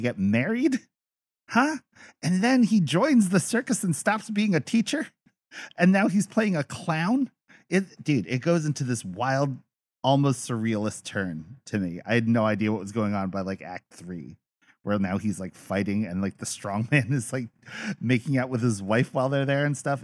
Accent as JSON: {"language": "English", "country": "Philippines", "said": "As a Filipino man"}